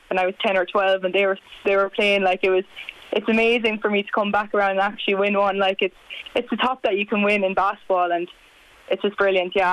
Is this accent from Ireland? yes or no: yes; Leinster, Ireland; I came in from Carlow, like I didn't know any of the girls coming there when a couple of years ago in 2018